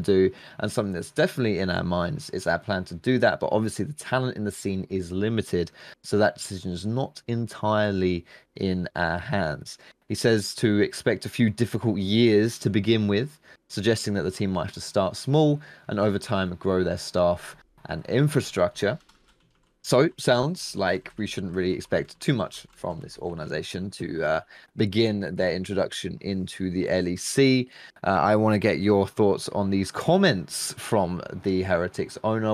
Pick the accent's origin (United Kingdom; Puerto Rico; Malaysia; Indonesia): United Kingdom; England; we English people